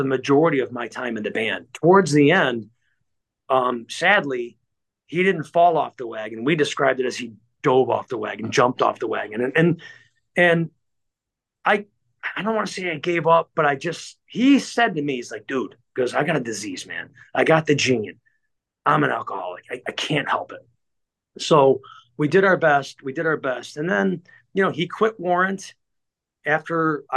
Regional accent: Cleveland, Ohio, United States; I'm from Cleveland

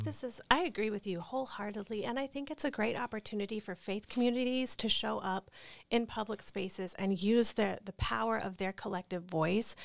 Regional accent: North Carolina, United States; I'm from North Carolina? I'm from the Bible Belt.

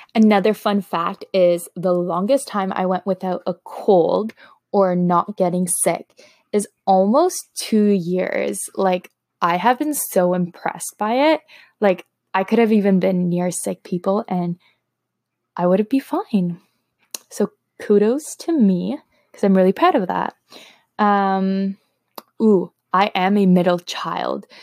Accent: Toronto, Ontario, Canada; first language Slovak; English is a second language; I am from Toronto, Canada, born and raised.

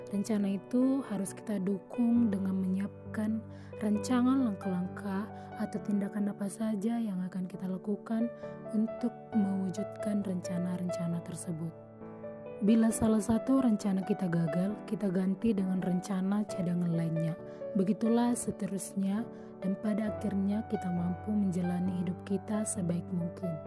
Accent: Toba, North Sumatra, Indonesia; Asal saya dari Kabupaten Tuba, Sumatera Utara.

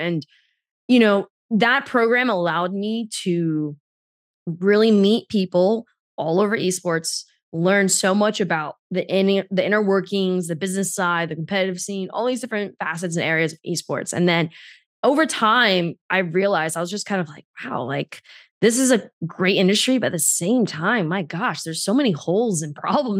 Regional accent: New York, United States; I grew up in the New York City, New Jersey area

